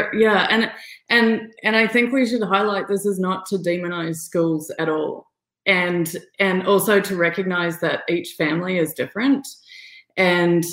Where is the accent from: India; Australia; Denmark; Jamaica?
Australia; I'm from Australia, so I went to kindergarten when I was four